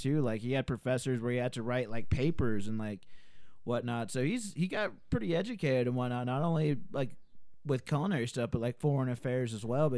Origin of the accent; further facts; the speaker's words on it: Alabama, United States; I'm from Alabama